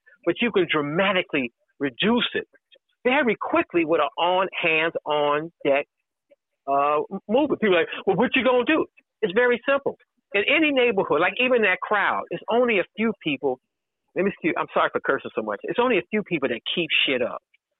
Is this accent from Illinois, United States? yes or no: yes; Chicago, Illinois, United States; But I lived in the neighborhood. I grew up here.